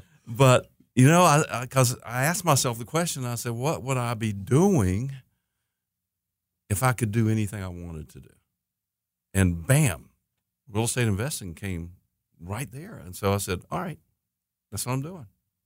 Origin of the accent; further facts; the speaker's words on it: Hickory, North Carolina, United States; also born or lived in Anderson, South Carolina; I'm from Hickory, North Carolina